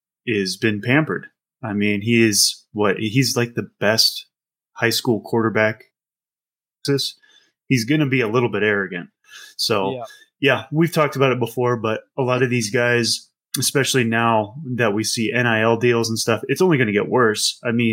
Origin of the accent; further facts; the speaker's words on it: Midwest, United States; No. I'm from the Midwest. I don't. There's lacrosse and there's field hockey, and apparently they're different. That is not a Midwest sport. My high school, we had a fishing team.